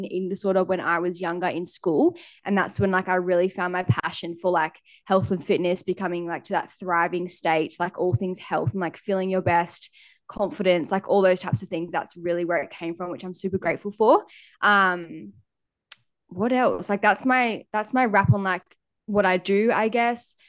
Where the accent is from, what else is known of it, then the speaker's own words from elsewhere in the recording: Lennox Head, New South Wales, Australia; moved away as an adult; also born or lived in Gold Coast; now in Airlie Beach, Australia; I grew up in Lennox